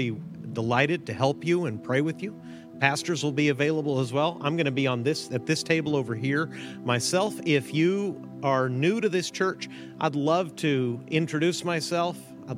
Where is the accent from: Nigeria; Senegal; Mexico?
Mexico; My parents are missionaries. I grew up in Mexico, as you know.